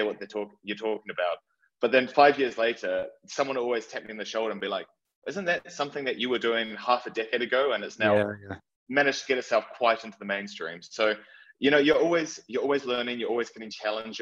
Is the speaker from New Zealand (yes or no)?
yes; New Zealand; moved away as an adult; now in London, United Kingdom; I'm originally from New Zealand, and when I moved to London 8 years ago